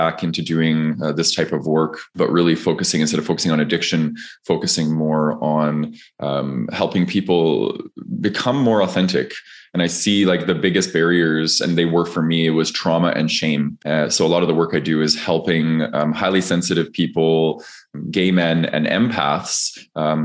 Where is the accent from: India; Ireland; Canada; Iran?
Canada; Calgary, Alberta; I grew up in Calgary, Alberta, Canada